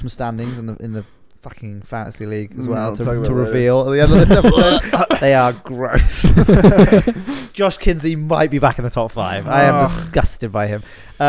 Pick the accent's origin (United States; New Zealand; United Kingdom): United Kingdom; My local team, to my hometown.